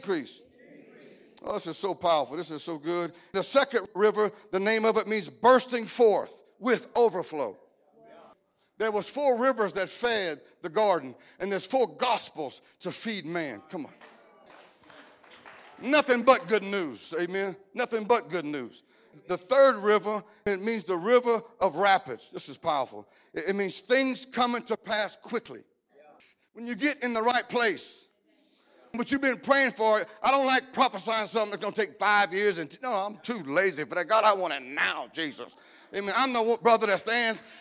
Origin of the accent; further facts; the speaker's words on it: Cajun, Louisiana, United States; I'm Cajun